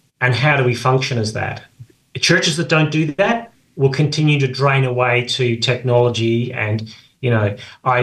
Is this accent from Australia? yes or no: yes; Australia; I grew up in Australia